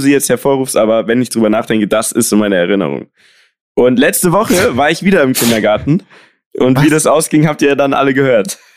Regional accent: Munich, Bavaria, Germany; wir sind ja Münchner, ne? Und in München gibt es, es gibt Münchner Originale.

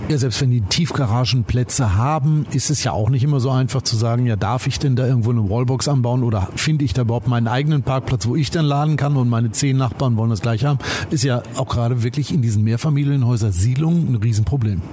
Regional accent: Detmold, North Rhine-Westphalia, Germany; meine Heimatstadt Detmold

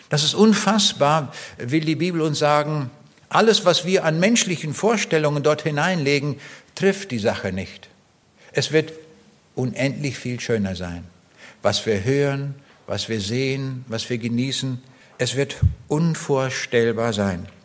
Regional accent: East Prussia, Germany; Ich bin auch in Ostpreußen geboren, 1937. Dort im äußersten Osten von dieser Provinz, die früher zu Deutschland gehörte, war Teil des Deutschen Reiches. Und ich komme aus einem ganz kleinen Dorf

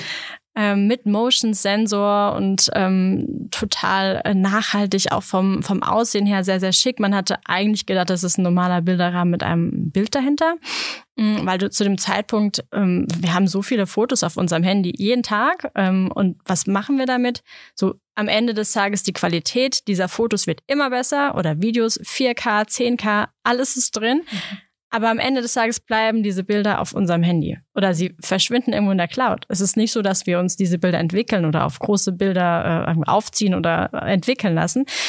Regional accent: Germany; ich als Deutsche

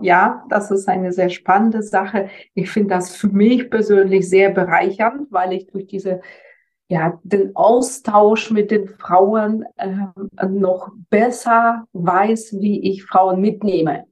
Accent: Germany; bei uns in Deutschland

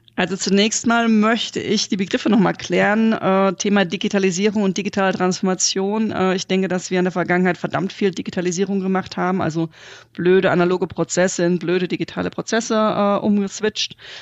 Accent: Germany; wir als Deutsche

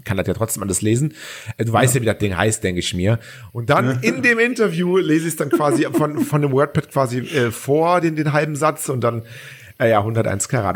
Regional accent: Cologne, North Rhine-Westphalia, Germany; ich bin Kölner

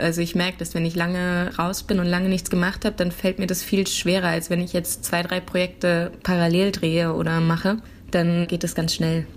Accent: Dreieich, Hesse, Germany; moved away as an adult; also born or lived in Frankfurt / Neu-Isenburg / Nierstein; now in Berlin, Germany; Und da war ich dann auch in der Schule und habe mein Abitur gemacht

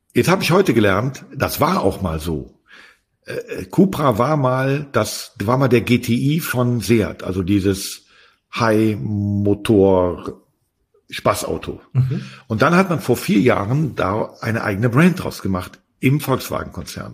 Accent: Berlin, Germany; für mich als Berliner

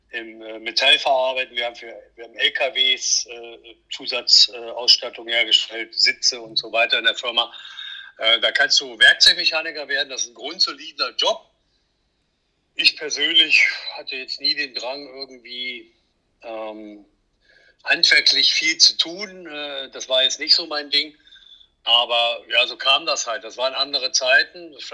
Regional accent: Thuringia, Germany; born there; bin gebürtig aus der Nähe von Erfurt im schönen Thüringen

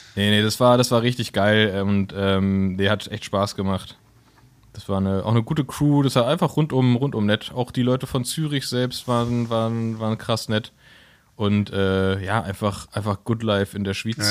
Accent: Berlin, Germany; wir als Berliner

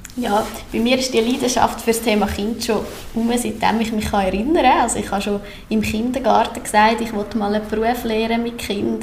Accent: Sachseln, Obwalden, Switzerland; now in Kerns, Switzerland; Ich bin hier in Sachsen aufgewachsen und wohne jetzt äh, in Kerz

